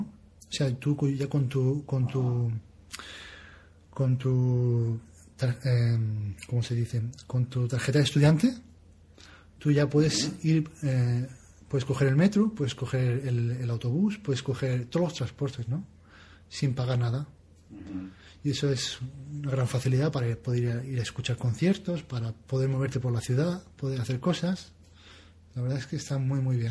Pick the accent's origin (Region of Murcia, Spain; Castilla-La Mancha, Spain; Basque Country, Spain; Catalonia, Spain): Region of Murcia, Spain; now in Denmark; mi tierra